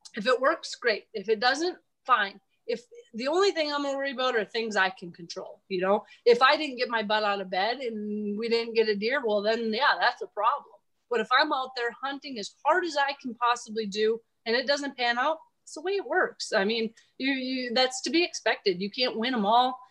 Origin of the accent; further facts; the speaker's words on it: Minnesota, United States; now in South Dakota, United States; I grew up in Minnesota, and I love it out here. I'd never move home